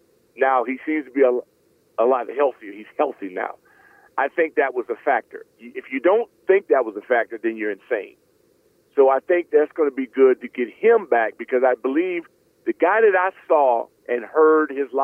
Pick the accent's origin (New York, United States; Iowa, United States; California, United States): California, United States; Los Angeles; moved away; I grew up in Los Angeles. I had the Lakers and the Dodgers